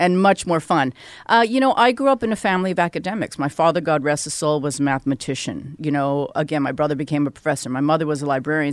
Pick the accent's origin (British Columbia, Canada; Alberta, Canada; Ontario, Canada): British Columbia, Canada; Vancouver; I grew up in Vancouver